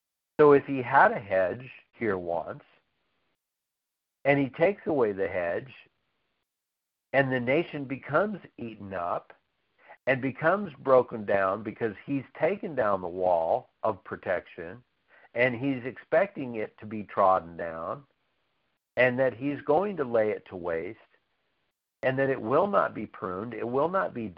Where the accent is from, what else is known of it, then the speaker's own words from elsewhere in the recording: United States; I'm still glad I'm an American because it's the best place on earth to live